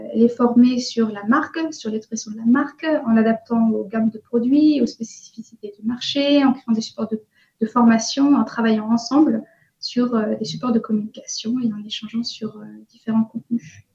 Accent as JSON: {"language": "French", "area": "Breton", "region": "Brittany", "country": "France", "also_born_or_lived": "Cologne, Germany / Sendai, Japan", "moved": "as an adult", "lives_now": "Tokyo, Japan", "said": "Je suis bretonne, j'ai 37 ans et ça fait presque 10 ans maintenant que je vis au Japon."}